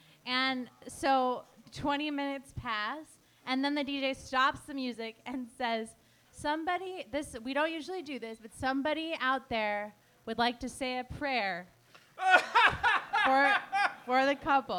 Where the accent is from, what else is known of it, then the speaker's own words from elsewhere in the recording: Portland, United States; I love birds. I have a bunch of bird stuff. I'm from Portland.